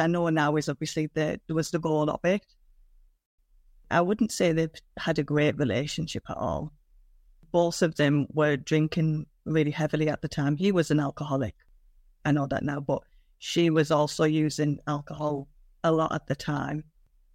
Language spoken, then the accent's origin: English; Middlesbrough, North East England, United Kingdom; I grew up in the northeast England. I grew up in Middlesbrough.